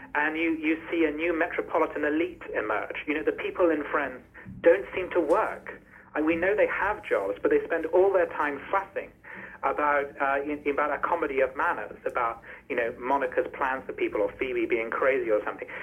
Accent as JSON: {"language": "English", "country": "United Kingdom", "said": "as a British person"}